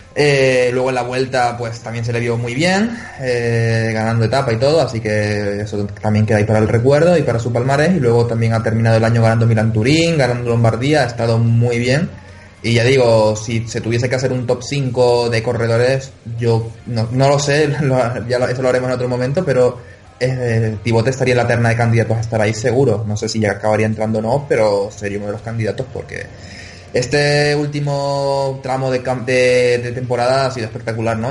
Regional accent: Canary Islands, Spain; accent: Canarian; mi acento canario

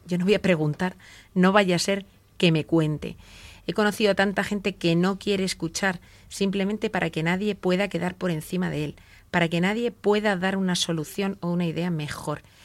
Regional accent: Spain; como los españoles decimos

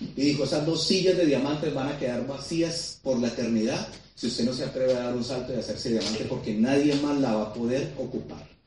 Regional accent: Colombia; yo quería ser un embajador de mi país

